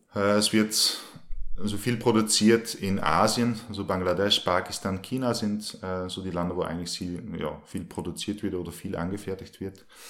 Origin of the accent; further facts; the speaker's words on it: Belgium; moved away as an adult; now in Linz, Austria; ich wohne in Linz, bin eigentlich gebürtiger Belgier und bin seit 2010 äh, also nach Österreich gekommen